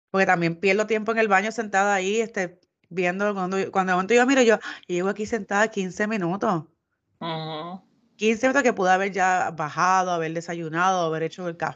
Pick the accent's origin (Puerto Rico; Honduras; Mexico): Puerto Rico; somos los puertorriqueños.